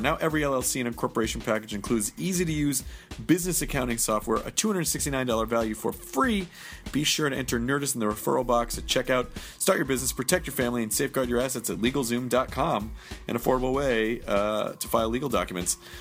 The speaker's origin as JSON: {"language": "English", "town": "Memphis", "region": "Tennessee", "country": "United States", "tie": "born or raised there", "moved": "yes", "lives_now": "Los Angeles, United States", "said": "I grew up in, uh, Memphis, Tennessee"}